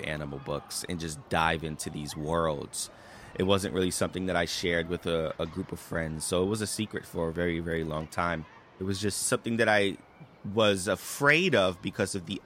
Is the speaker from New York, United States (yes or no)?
yes; New York City, New York, United States; I grew up in the South Bronx in New York City